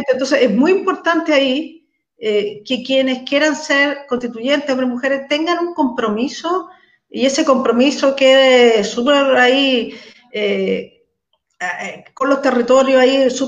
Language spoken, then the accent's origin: Spanish; Macul, Santiago Metropolitan Region, Chile; soy de Macul.